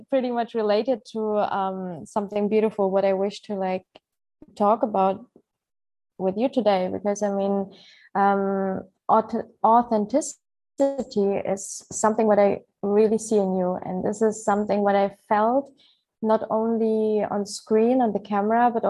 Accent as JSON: {"language": "English", "country": "Ukraine", "tie": "born there", "also_born_or_lived": "Germany", "second_language": "English", "said": "I was born in Ukraine, but I lived like a long time of my life in Germany."}